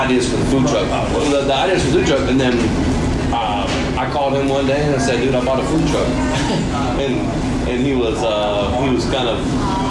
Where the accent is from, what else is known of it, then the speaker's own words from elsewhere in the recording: Slidell, Louisiana, United States; also born or lived in Texas; Yeah, Slidell.